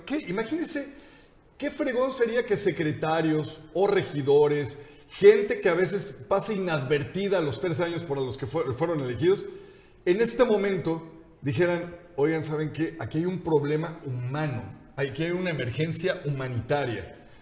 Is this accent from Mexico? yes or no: yes; Mexico; nosotros, teniendo una condición de migrantes por el mundo, o sea, siendo mexicanos